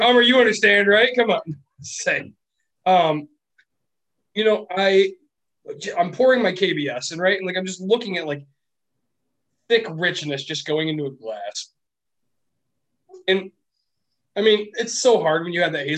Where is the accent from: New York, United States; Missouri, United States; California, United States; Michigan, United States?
Michigan, United States; Grand Rapids; I'm from Grand Rapids, Michigan, Beer City, USA